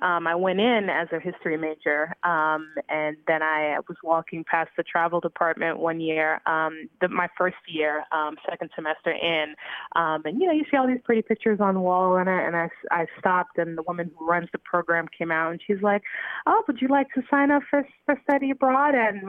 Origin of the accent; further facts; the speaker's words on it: New York City, New York, United States; I've been in the United States since I was about 5 years old. I grew up in and around Brooklyn, predominantly around Sheepshead Bay.